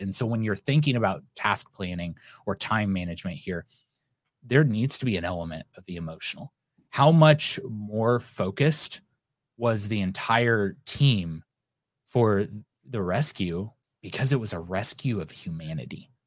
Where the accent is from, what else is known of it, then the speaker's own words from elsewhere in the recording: United States; I'm an American